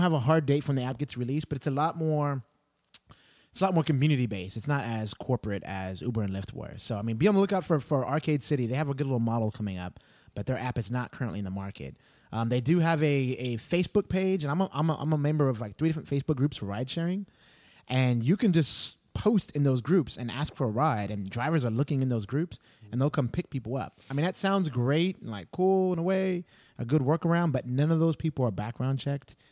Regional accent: Texas, United States; I grew up in Texas

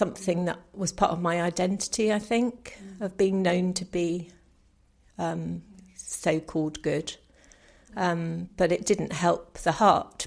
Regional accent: New Forest, South East England, United Kingdom; I grew up in the New Forest, so quite a rural area

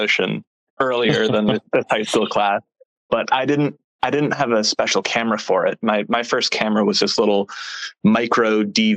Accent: Sudbury, Massachusetts, United States; moved away as an adult; now in San Francisco Bay Area, United States; a little tiny town called Sudbury, Massachusetts

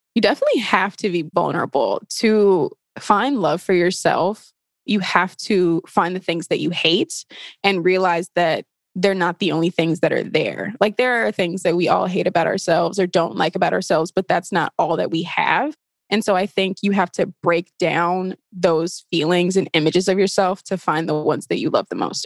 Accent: Chicago, Illinois, United States; moved away as an adult; now in Milwaukee, United States; I'm from Chicago

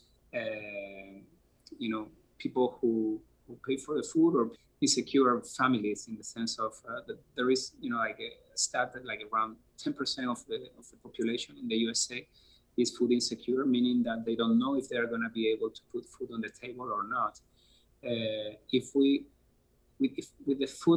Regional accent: Spain; English is a second language; moved away as an adult; now in United States; I'm original from Europe, from Spain, as you can probably see from my accent

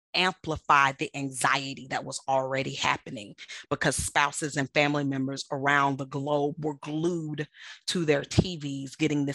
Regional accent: United States; I love being American, and I love my freedom of speech and the freedom of the press

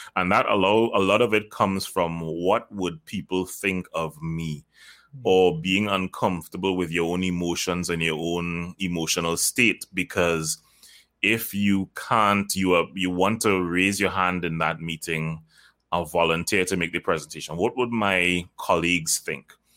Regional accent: Trinidad & Tobago; I am from Trinidad and Tobago, by the way. I, I live there

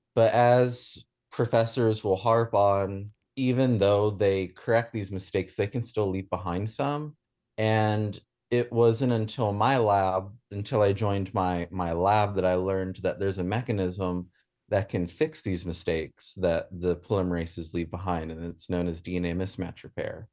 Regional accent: Staunton, Virginia, United States; I grew up in, um, Midwest Virginia in the Shenandoah Valley in an, in Augusta County. Um, I went to Stanton

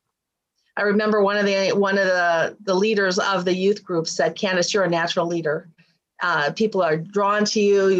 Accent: Warren, Michigan, United States; I grew up in Michigan, a suburb of Detroit, Warren, Michigan

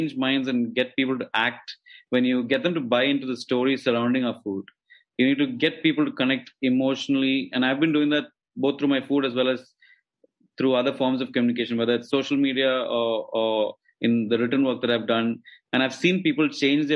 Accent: Kochi, Kerala, India; I grew up in a small city in the southern part of India called Kochi.

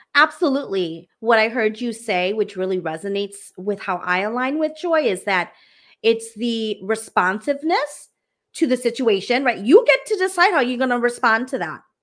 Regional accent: United States; I am Hmong American

